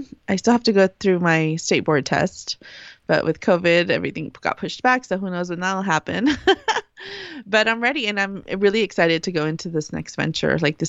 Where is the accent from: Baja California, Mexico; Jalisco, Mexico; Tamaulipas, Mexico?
Baja California, Mexico; Mexicali; We're from Mexicali.